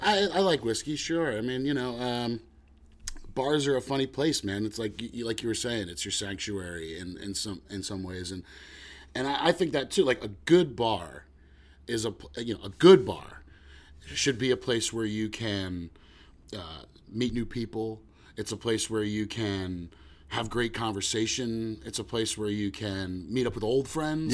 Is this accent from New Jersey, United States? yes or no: yes; West Orange, New Jersey, United States; I was lucky enough to grow up in my hometown in West Orange in Jersey